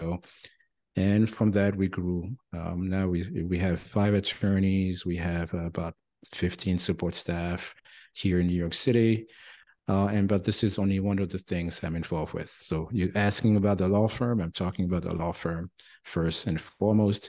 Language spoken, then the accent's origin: English; France; accent: French twang; English is a second language; moved away as an adult; now in United States; I'm originally from France, as you may still catch a little bit of the French twang here. Been in the US for nearly 30 years.